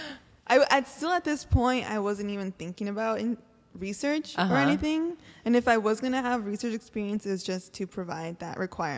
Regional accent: Orange County, California, United States; Yeah, I grew up in Orange County.

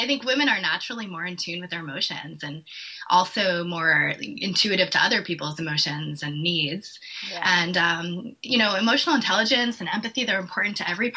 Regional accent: East Coast, United States; I'm from the East Coast. So I grew up with, you know, parents that were from New York

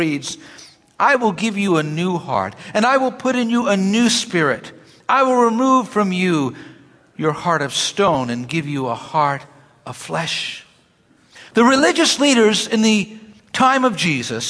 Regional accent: New York City, New York, United States; when I grew up in Brooklyn, I would pick people up for church.

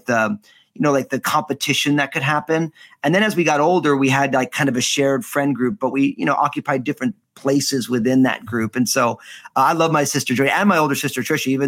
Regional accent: New Jersey, United States; moved away as an adult; I was born and raised in the great state of the People's Republic of New Jersey. So Northeast guy

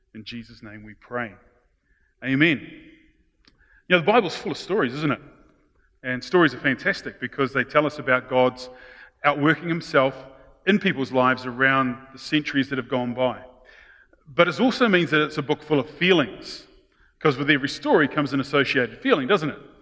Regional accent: New Zealand; being Kiwis, especially those brought up of good British stock

